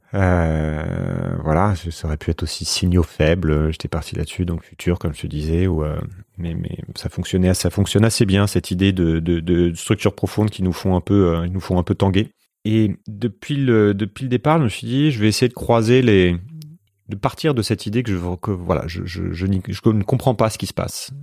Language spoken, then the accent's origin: French; France